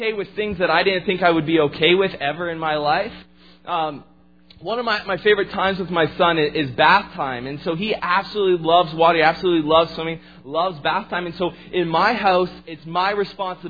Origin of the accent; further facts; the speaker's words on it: Fonthill, Ontario, Canada; moved away as an adult; also born or lived in Lake Point; I actually grew up just outside of Niagara Falls area in a small town called Font Hill